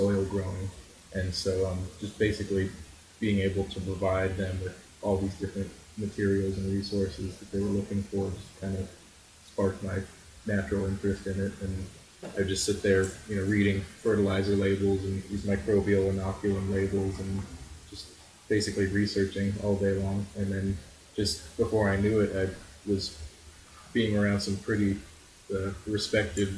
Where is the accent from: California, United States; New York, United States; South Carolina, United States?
California, United States; growing up in California